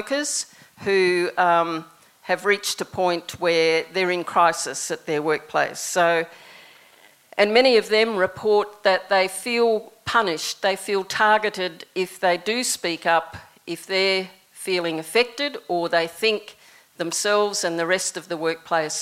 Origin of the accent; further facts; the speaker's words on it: New Zealand; moved away; When I was growing up in New Zealand, my first job was picking raspberries